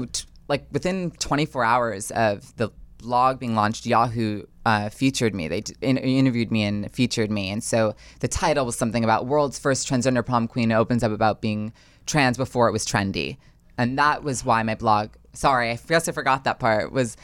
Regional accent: New Jersey, United States; But I know I grew up in a wonderful town in northern New Jersey

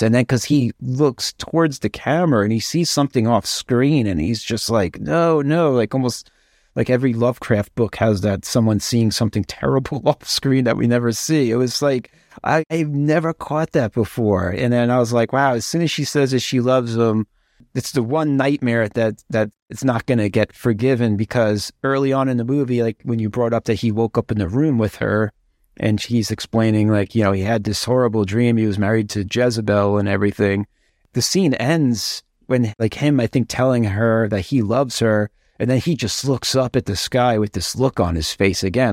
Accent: New York, United States; I'm from New York.

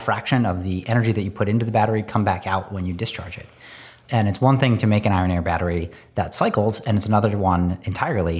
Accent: Northern Pennsylvania, United States; I grew up in Northern Pennsylvania

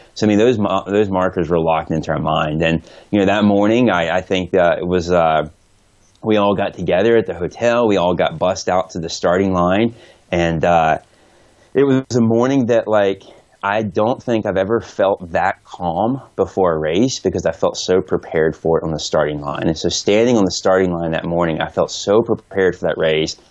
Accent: Atlanta, Georgia, United States; now in Oregon, United States; my hometown

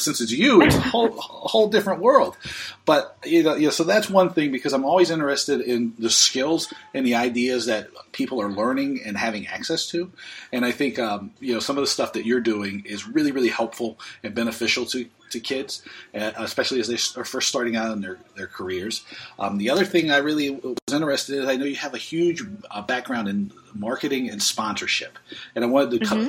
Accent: Oakland Park, Florida, United States; moved away; I grew up in Oakland Park, so I you you know in Broward

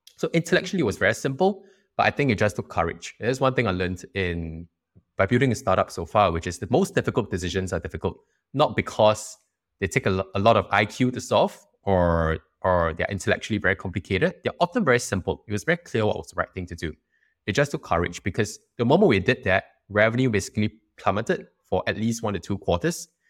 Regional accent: Singapore

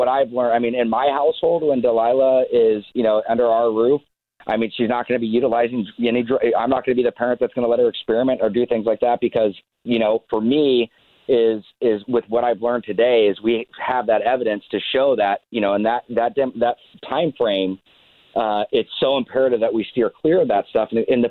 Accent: Laguna Beach, California, United States; I grew up in Laguna Beach, grew up surfing, skateboarding, snowboarding, wakeboarding, you know, playing baseball, all the things I love.

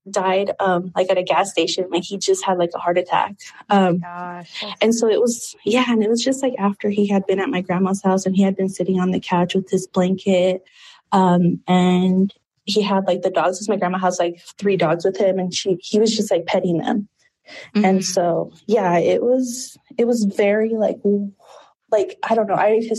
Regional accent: Peru; born there; and I was born in Peru, but I just, yeah.

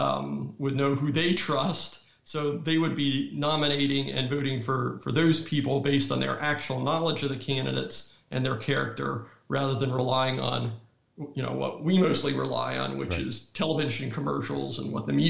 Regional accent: North Carolina, United States; But many states, like my home state of North Carolina, have state laws that basically tell electors, you have to vote the way the popular vote has gone.

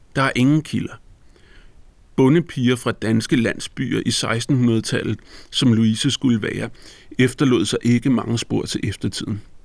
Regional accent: Copenhagen, Capital Region of Denmark, Denmark; På nær et par afstikker sydpå til Italien har jeg faktisk altid boet i Brøndshøj

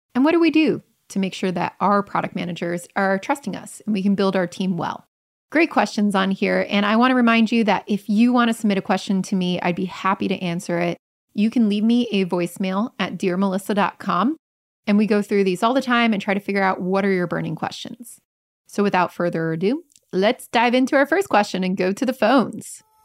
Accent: Germany; now in Hamburg, Germany; I'm A from Germany and B from a usability engineering background

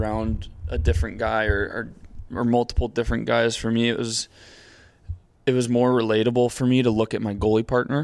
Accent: San Diego, California, United States; moved away; I was from San Diego

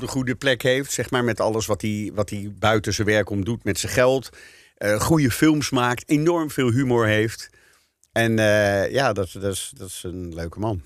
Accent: Netherlands; Wij zijn als Nederlanders

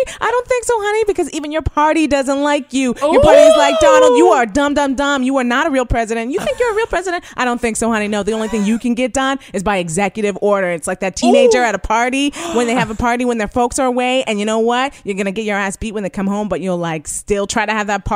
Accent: Canada; as a Canadian

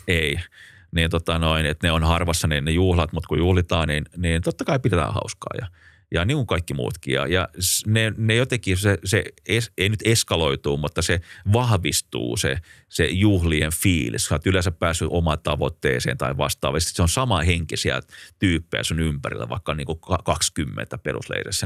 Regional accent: Finland; me ollaan Suomesta

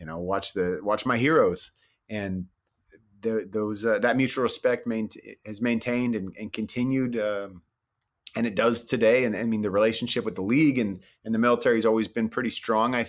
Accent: Bay Area, California, United States; I grew up in the Bay Area

